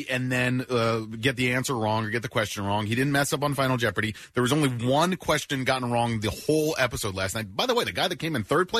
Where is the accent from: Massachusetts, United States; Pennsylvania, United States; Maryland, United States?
Pennsylvania, United States; Paoli; my hometown of Paoli, Pennsylvania